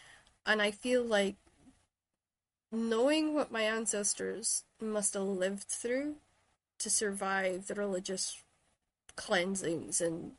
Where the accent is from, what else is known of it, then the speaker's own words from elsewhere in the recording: Shetland, Scotland, United Kingdom; But if I say I'm from Shetland, they say, "Oh, is that Ireland or Wales?" They don't quite realize that Scotland goes further